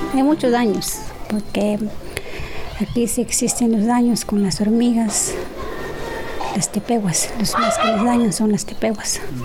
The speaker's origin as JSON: {"language": "Spanish", "town": "Nuevo Chintipán", "region": "Veracruz", "country": "Mexico", "said": "soy de Nuevo Chintipán"}